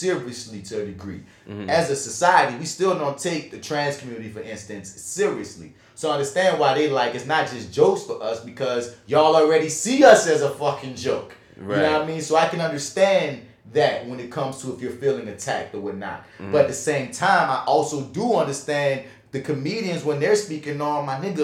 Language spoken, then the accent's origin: English; New Orleans, Louisiana, United States; we're from New Orleans